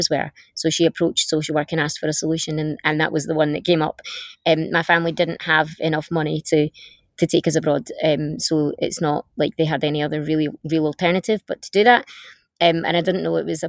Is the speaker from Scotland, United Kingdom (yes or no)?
yes; the north of Scotland, United Kingdom; I grew up in the north of Scotland